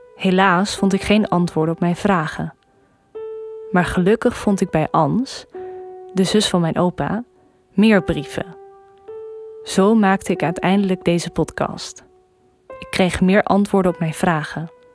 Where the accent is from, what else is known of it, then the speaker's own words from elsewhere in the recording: Groningen, Netherlands; now in Arnhem, Netherlands; ik ben 24 jaar oud en ik kom oorspronkelijk uit Groningen en ik woon nu in Arnhem.